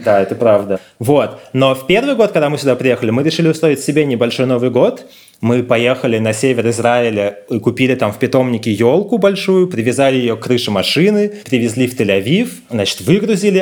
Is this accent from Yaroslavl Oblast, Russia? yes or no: no; Moscow, Russia; moved away as an adult; now in Tel Aviv, Israel; мы москвичи